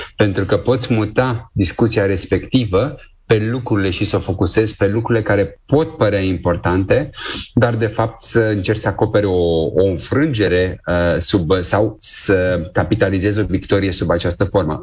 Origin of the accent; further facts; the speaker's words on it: Romania; noi ca români